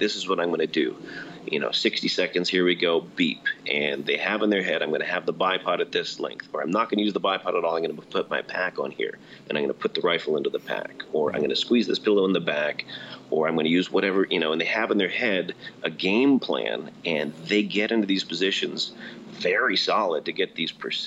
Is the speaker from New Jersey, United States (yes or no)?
yes; New Jersey, United States; moved away; I grew up in New Jersey